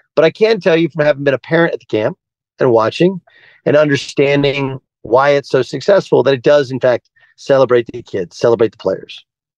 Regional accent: Orange County, California, United States; I grew up in Orange County. Orange County is south of Los Angeles.

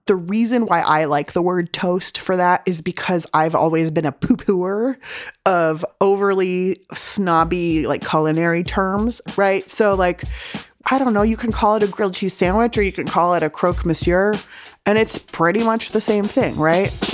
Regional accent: San Diego, California, United States; also born or lived in Berkeley; I grew up in San Diego eating delicious home cooking

